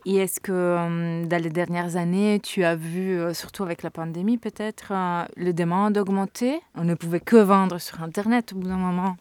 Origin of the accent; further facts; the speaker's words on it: Italy; je suis italienne